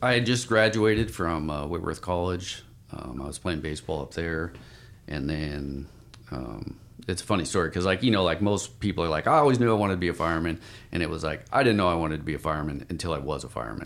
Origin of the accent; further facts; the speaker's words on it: Spokane, Washington, United States; moved away as an adult; now in Portland, United States; I grew up in, uh, Spokane, Washington